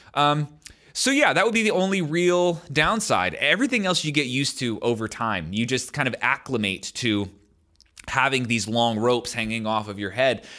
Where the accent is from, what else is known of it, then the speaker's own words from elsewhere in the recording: United States; as an American